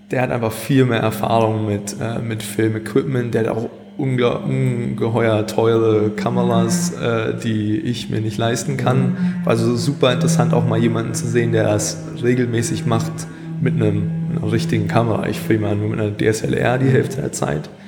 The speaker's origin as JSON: {"language": "German", "town": "Hannover", "region": "Lower Saxony", "country": "Germany", "tie": "born or raised there", "also_born_or_lived": "Scotland", "said": "ich bin zwar hier in Hannover geboren und auch in Deutschland zum größten Teil aufgewachsen, aber meine Eltern kommen aus Schottland. Hm. Und daher habe ich auch einen Großteil meines Lebens dort verbracht."}